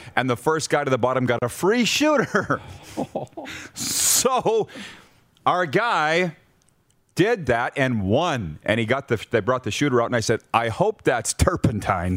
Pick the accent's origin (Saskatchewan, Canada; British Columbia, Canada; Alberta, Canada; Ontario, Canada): Saskatchewan, Canada; Milestone; Milestone, Saskatchewan, my hometown